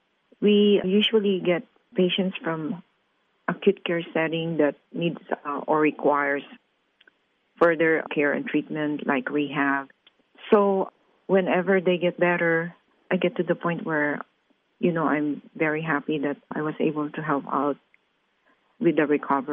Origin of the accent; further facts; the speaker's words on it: Philippines; moved away; Originally, I'm from the Philippines.